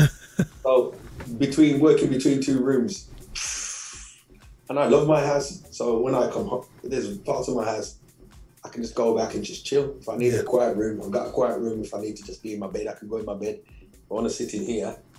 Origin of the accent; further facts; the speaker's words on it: Birmingham, West Midlands, United Kingdom; I'm just from Birmingham